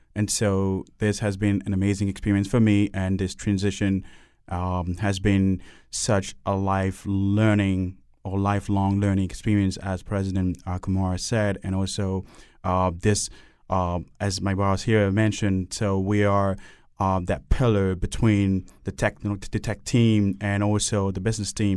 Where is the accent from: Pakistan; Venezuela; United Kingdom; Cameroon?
Cameroon; now in Hartford, United States; I grew up in um, Cameroon, and then other countries have been to several countries as well